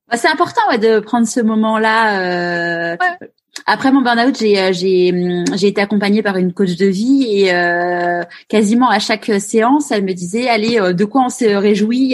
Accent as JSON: {"language": "French", "town": "Paris", "region": "Île-de-France", "country": "France", "tie": "born or raised there", "moved": "as an adult", "lives_now": "Marseille, France", "said": "étant parisienne, une vraie parisienne née à Paris"}